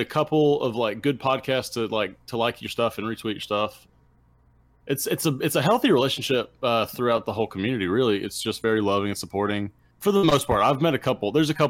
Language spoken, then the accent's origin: English; Alabama, United States; we're from Alabama.